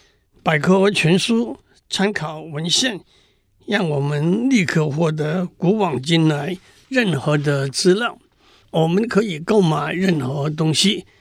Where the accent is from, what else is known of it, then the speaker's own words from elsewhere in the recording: Tainan, Taiwan; 例如我的老家在台南，这是一个不会改变的事实。